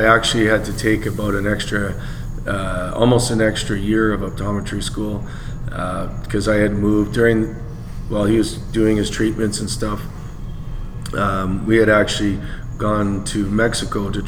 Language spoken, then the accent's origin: English; Alberta, Canada; moved away as an adult; I was coming from Alberta.